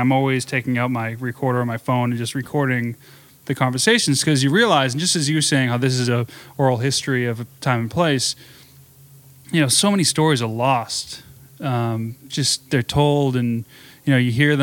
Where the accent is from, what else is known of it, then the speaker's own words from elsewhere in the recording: Arlington, Massachusetts, United States; moved away as an adult; also born or lived in Jackson Hole, Wyoming; I grew up in Arlington, Massachusetts, which is just a suburb 20 minutes outside of Boston